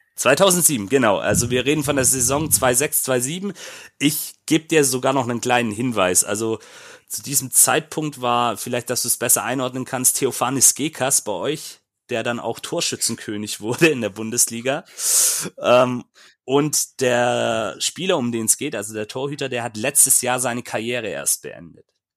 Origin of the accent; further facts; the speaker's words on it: Böblingen district, Baden-Württemberg, Germany; Ich komme nämlich aus Böblingen